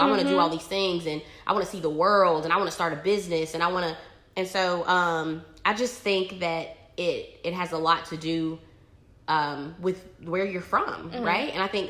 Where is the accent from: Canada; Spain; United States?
United States; Fountain Inn / Simpsonville, South Carolina; moved away as an adult; also born or lived in Chicago; So we're from the South, right? Tradition. So like, I mean, majority of, like, the young women in my town, like, grew up, they're still living in Fountain Inn, Simpsonville, South Carolina